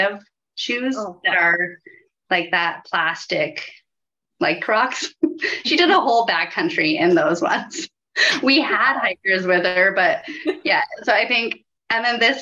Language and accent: English; Saskatoon, Saskatchewan, Canada; I grew up in Saskatoon, and I feel like that's so different compared to some of the mountain areas